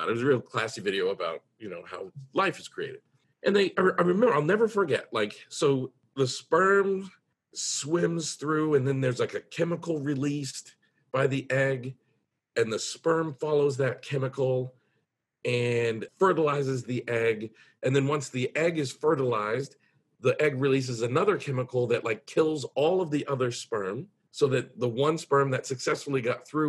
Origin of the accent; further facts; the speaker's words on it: United States; I'm in America, I'm from the United States